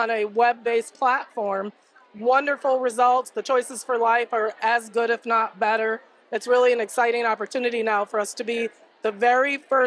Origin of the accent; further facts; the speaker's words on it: Missouri, United States; I come from Missouri, which was the first abortion-free state in the nation